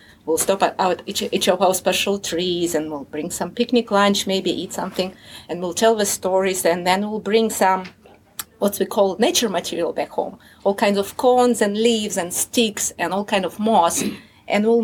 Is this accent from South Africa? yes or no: no; Russia; first language Russian; English is a second language; moved away; I grew up in Russia